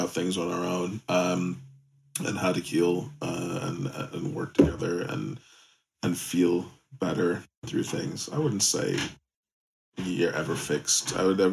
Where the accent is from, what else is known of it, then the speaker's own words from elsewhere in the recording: United States; moved away; As an American, we're born with a shrink